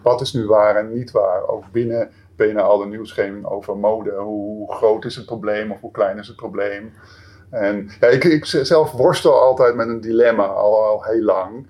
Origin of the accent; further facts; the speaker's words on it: Amsterdam, North Holland, Netherlands; ik kom zelf uit Amsterdam